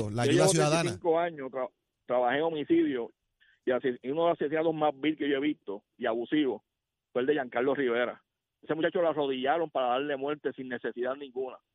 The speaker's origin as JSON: {"language": "Spanish", "country": "Puerto Rico", "said": "Eso lo celebramos como puertorriqueños."}